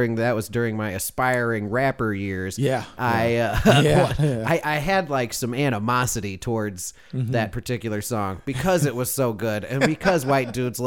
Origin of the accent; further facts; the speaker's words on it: Chicago, Illinois, United States; moved away as an adult; I was very young. I was fresh from Chicago.